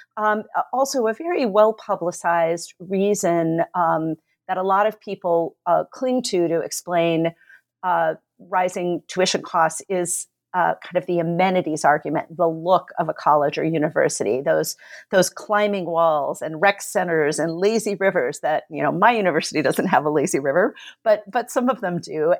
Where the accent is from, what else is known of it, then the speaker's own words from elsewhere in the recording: California, United States; moved away as an adult; also born or lived in New York; now in Kalamazoo, United States; growing up in California